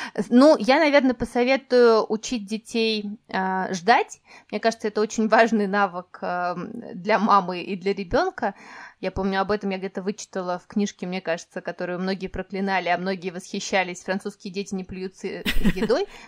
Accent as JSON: {"language": "Russian", "region": "Moscow Oblast", "country": "Russia", "tie": "born or raised there", "moved": "as an adult", "said": "моё детство прошло в Подмосковье"}